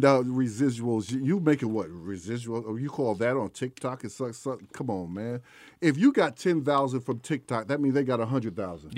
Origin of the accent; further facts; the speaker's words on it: New York City, New York, United States; I'm from East Elmhurst, Queens, New York